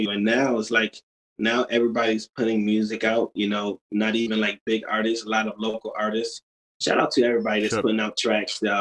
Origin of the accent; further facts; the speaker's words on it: Utica, New York, United States; Yeah. Oh, uh, Utica, New York.